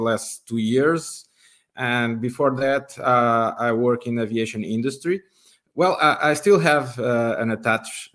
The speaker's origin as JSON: {"language": "English", "country": "Portugal", "said": "I'm from Portugal"}